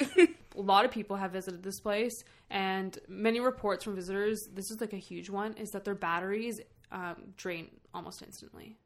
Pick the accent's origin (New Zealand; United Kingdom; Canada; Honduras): Canada; I'm from Canada. I can't fucking speak French or even have an accent for it.